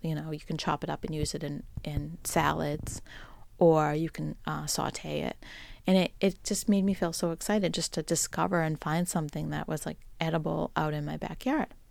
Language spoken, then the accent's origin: English; Boston, Massachusetts, United States; accent: Boston; my Boston accent